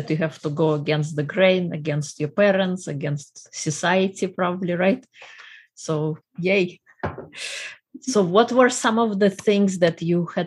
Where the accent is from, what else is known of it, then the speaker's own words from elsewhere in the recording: Russia; moved away; I am originally from Russia